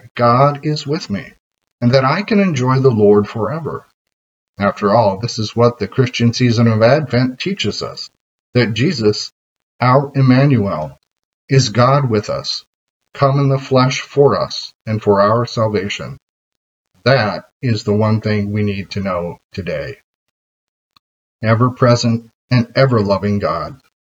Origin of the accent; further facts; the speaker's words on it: United States; as an American